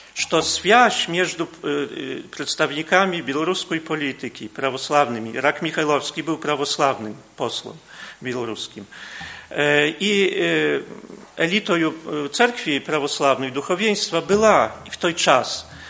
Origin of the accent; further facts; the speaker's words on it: Podlaskie Voivodeship, Poland; u nas na Podlasiu